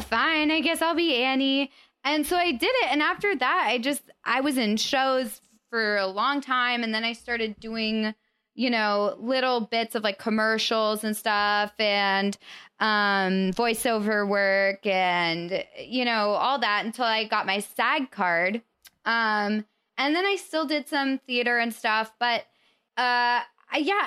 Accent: Colorado, United States; moved away; I'm from Colorado

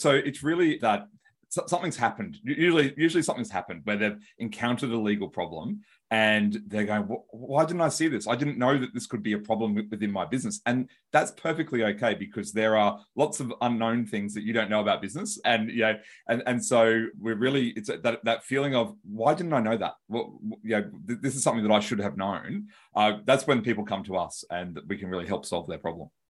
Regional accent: Australia; accent: Australian; I'm from Australia and I've got an Australian accent

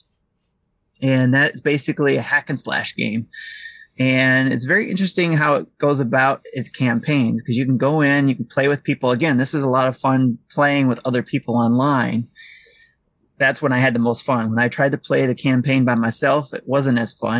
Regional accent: Detroit, Michigan, United States; I'm from Detroit

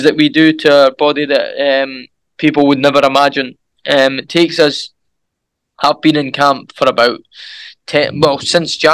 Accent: Edinburgh, Scotland, United Kingdom; my hometown, Edinburgh

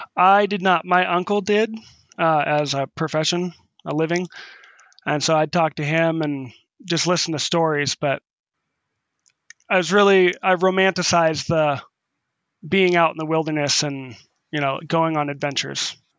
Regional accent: North Bend, Washington, United States; now in Waterville, United States; I grew up in North Bend, Washington, which is, which was a small farming town, uh, just outside of Seattle

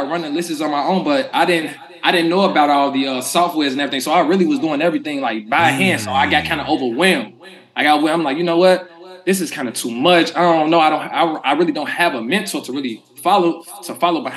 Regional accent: Chicago, Illinois, United States; born or raised there

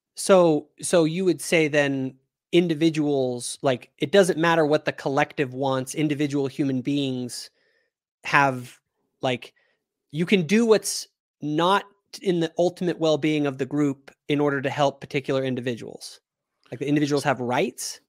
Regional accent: Reno, Nevada, United States; I grew up in Reno, Nevada.

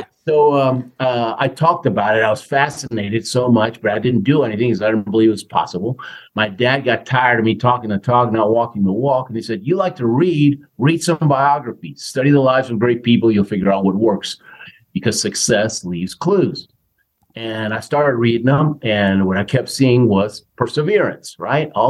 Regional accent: Houston, Texas, United States; moved away as an adult; also born or lived in Argentina / Queens, New York; now in Colorado, United States; Houston most of my life

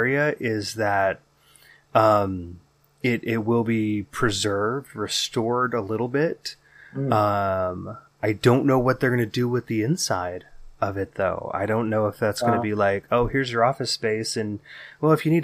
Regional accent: Bay Area, California, United States; our memories growing up in the Bay Area in the 80s and 90s

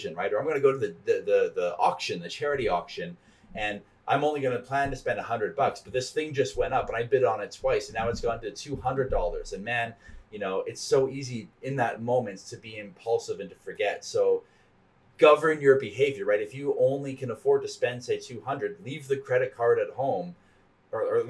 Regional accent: Canada; I'm Canadian

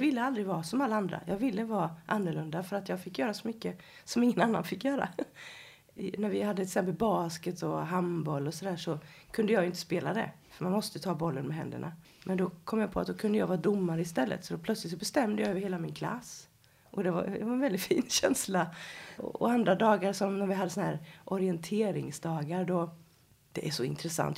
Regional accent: Habo, Jönköping County, Sweden; moved away as an adult; also born or lived in Stockholm; Jag kommer ifrån Habo utanför Jönköping

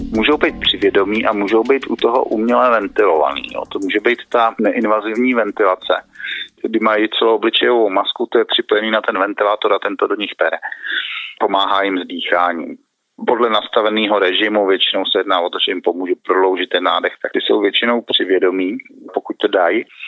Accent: Liberec, Liberec Region, Czechia; now in Prague, Czech Republic; jsem z Liberce původně

